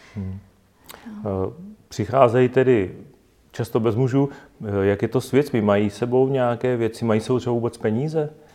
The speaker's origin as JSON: {"language": "Czech", "country": "Czechia", "said": "my jako Češi"}